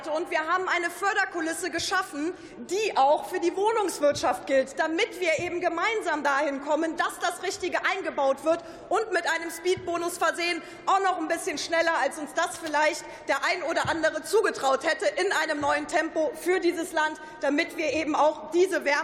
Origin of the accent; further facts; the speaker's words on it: Trier, Rhineland-Palatinate, Germany; Ich komme zum Beispiel aus Trier. Wir haben dort sehr vorbildliche Stadtwerke.